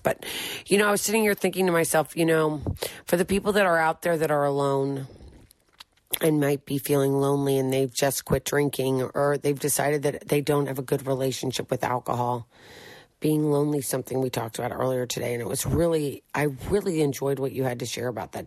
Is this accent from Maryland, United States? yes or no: no; St. Louis, Missouri, United States; moved away as an adult; also born or lived in Philadelphia area; I'm from Saint Louis.